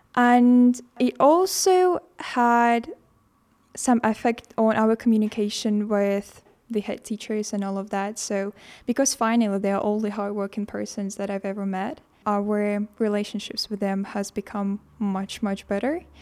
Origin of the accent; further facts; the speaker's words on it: Estonia; from Estonia